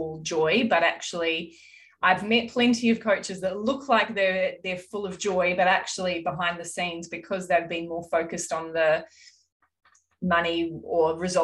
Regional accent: Auckland, New Zealand; I grew up in South Auckland

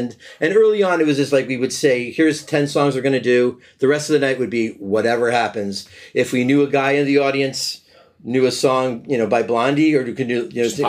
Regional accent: Hamden, Connecticut, United States; I'm from Hamden.

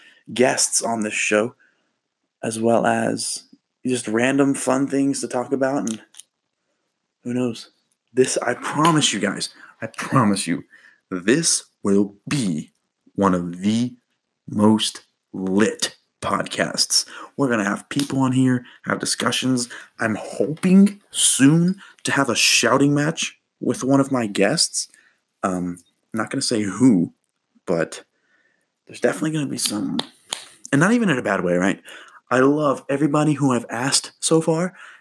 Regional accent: Kentucky, United States; I was born in Kentucky

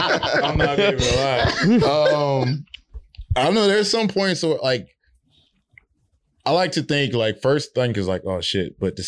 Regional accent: New Orleans, Louisiana, United States; I'm from New Orleans originally.

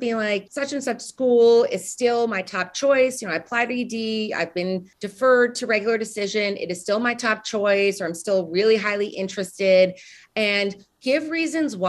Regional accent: New York, United States; moved away as an adult; also born or lived in Nashville, Tennessee / Chicago; I'm from New York.

